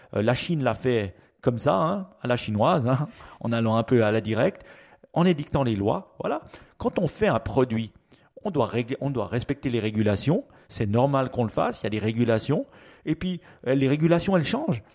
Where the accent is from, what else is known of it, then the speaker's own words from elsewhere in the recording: Switzerland; chez nous en Suisse